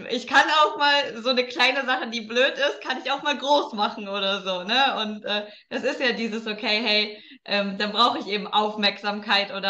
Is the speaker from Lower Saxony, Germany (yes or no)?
yes; Lower Saxony, Germany; Also ich habe eine Zeit lang äh, in Köln gewohnt und meine Heimat ist das Emsland, also das ist ja jetzt nicht nebenan.